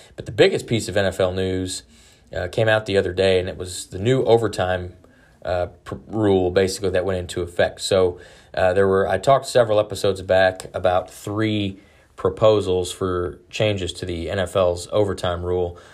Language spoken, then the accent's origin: English; Detroit, Michigan, United States; now in Dallas, United States; that is my hometown, I was born, uh, in Detroit